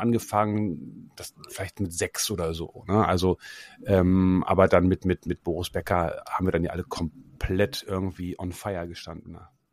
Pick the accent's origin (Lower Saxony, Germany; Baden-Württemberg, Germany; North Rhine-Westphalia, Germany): Lower Saxony, Germany; Osterode am Harz; Ich komme ja aus Osterode am Harz, das ist eine kleine Stadt in Niedersachsen